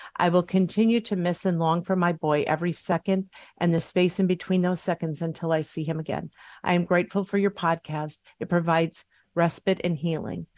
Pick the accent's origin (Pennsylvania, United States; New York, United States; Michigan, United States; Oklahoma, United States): Michigan, United States; Upper Peninsula of; I'm from the Upper Peninsula of Michigan. It's very rural.